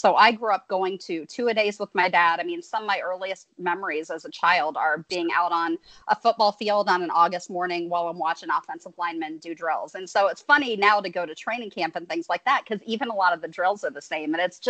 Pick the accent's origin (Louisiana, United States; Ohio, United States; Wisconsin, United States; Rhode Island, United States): Ohio, United States; Marion; now in Atlanta, United States; I moved to Atlanta from Ohio, from Central Ohio, Marion representing here, home of the Popcorn Festival and one of the worst presidents in American history, Warren G. Harding. But I moved down here in 2005.